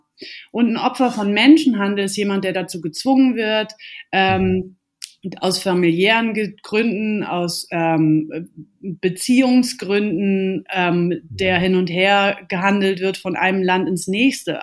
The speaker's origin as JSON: {"language": "German", "region": "Baden-Württemberg", "country": "Germany", "said": "hier in Baden-Württemberg, wo ich herkomme"}